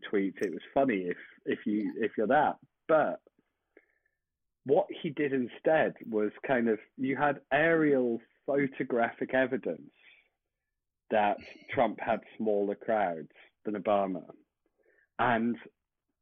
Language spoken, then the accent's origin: English; United Kingdom; accent: British; as people I'm sure can tell by my accent